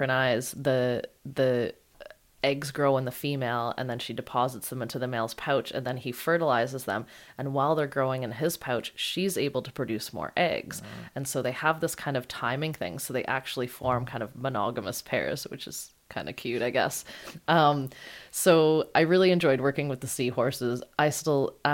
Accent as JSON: {"language": "English", "country": "Canada", "said": "I'm Canadian"}